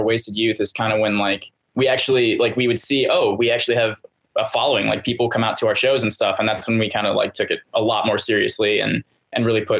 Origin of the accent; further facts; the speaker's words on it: Northwest Indiana, United States; We're based out of Chicago. We're from Northwest Indiana. But like everything we do is in Chicago. We live like 10, 20 minutes away.